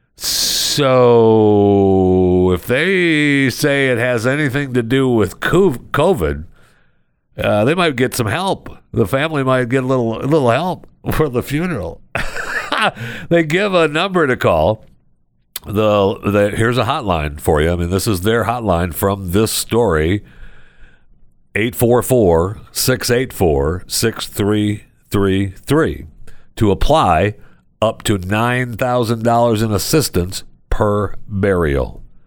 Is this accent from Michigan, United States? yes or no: yes; Michigan, United States; also born or lived in Florida; now in Texas, United States; I was born and raised in Michigan